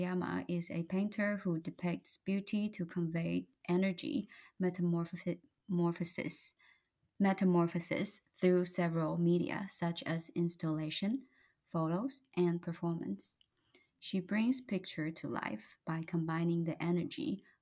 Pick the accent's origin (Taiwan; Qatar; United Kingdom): Taiwan; now in Canada; Growing up in Taiwan